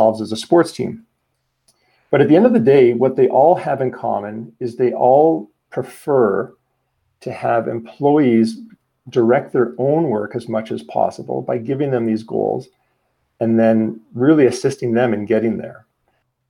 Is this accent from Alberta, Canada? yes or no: yes; Calgary, Alberta, Canada; also born or lived in Sweden; I'm from Calgary, Alberta, Canada.